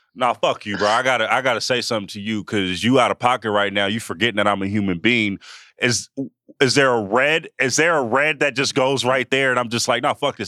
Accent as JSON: {"language": "English", "town": "Oakland", "region": "California", "country": "United States", "said": "I'm in the Bay and I'm in, I'm from Oakland"}